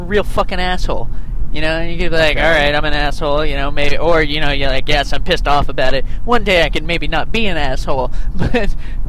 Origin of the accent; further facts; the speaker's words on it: Vermont, United States; also born or lived in Canada; I grew up in Vermont with named …, and everyone knew I was from Canada.